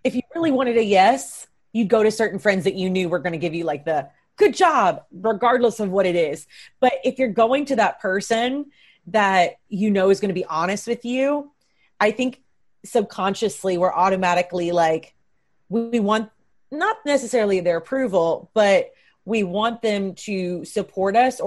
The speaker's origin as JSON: {"language": "English", "region": "Kentucky", "country": "United States", "moved": "yes", "lives_now": "Los Angeles, United States", "said": "I'm from Kentucky. I'm from a small town."}